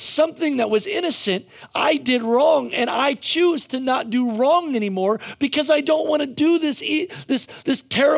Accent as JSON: {"language": "English", "region": "Pennsylvania", "country": "United States", "tie": "born or raised there", "said": "I grew up in Pennsylvania in coal country"}